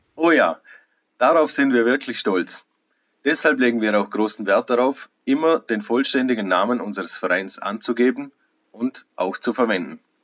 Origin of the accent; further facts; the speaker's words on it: das Ländle, Vorarlberg, Austria; bei uns im Ländle